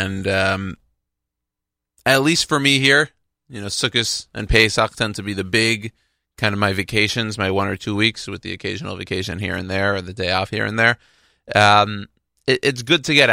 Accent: Houston, Texas, United States; moved away; I'm from Houston.

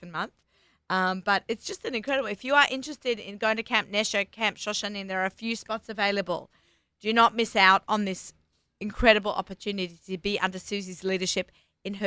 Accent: Australia; I am Australian

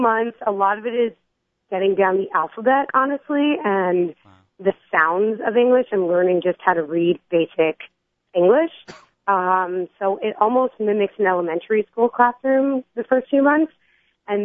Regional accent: Philadelphia, Pennsylvania, United States; now in New York City, United States; I come from Philadelphia, and I am a New York City public school

